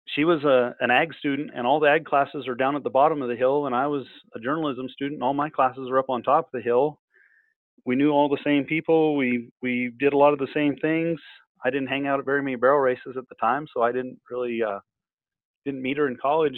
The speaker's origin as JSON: {"language": "English", "region": "Idaho", "country": "United States", "tie": "born or raised there", "moved": "yes", "lives_now": "Southwest Texas, United States", "said": "I grew up up in Idaho fly fishing."}